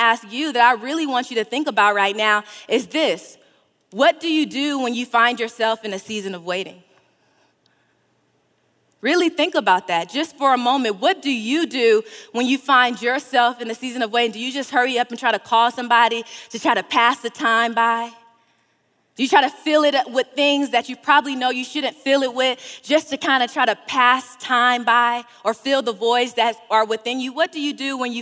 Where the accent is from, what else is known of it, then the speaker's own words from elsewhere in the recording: California, United States; I'm from California